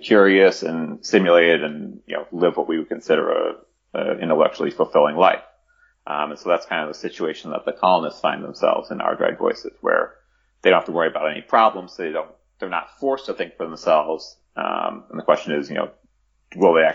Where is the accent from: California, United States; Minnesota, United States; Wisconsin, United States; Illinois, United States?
Illinois, United States; Chicago; my hometown of Chicago